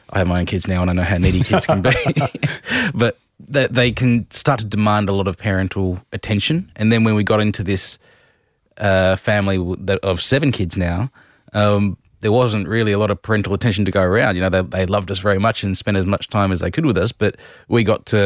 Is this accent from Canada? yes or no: no; Adelaide, South Australia, Australia; moved away as an adult; also born or lived in Whyalla; Adelaide, mainly